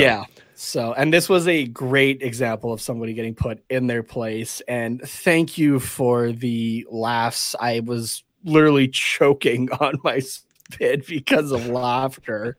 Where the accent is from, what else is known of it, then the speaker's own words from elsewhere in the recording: Canada; we're from Canada.